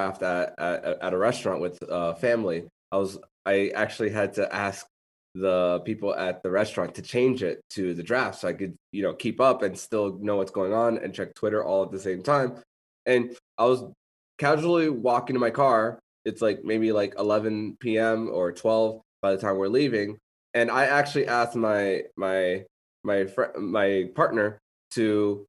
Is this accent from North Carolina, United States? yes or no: no; South Florida, United States; I'm a South Florida boy through and through